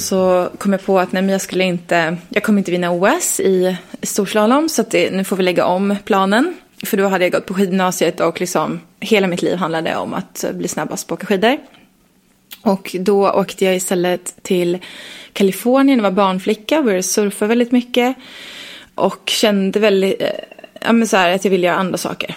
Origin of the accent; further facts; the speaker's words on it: Leksand, Dalarna County, Sweden; jag är från Leksand